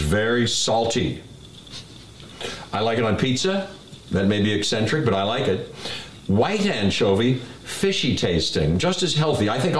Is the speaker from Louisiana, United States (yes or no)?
no; Pittsburgh, Pennsylvania, United States; at my house where we grew up in Pittsburgh